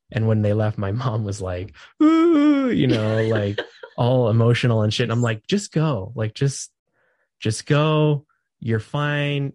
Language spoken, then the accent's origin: English; California, United States; moved away as an adult; now in Idaho, United States; I'm from California